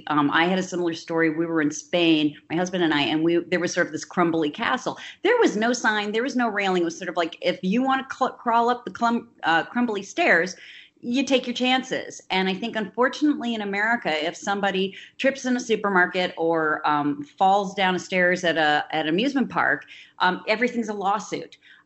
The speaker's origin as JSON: {"language": "English", "region": "Midwest", "country": "United States", "tie": "born or raised there", "also_born_or_lived": "New York City", "said": "I was born in 1960 in New York City, but I grew up in the upper Midwest. And bounced around between 5 different grade schools and 3 different high schools."}